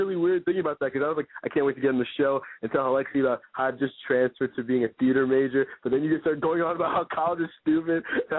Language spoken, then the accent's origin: English; Connecticut, United States; I'm like from Connecticut.